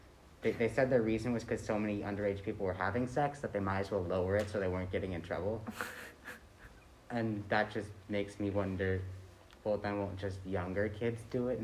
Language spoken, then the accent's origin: English; California, United States; now in Belgium; I'm 16 years old. I live in Belgium, and I come from California.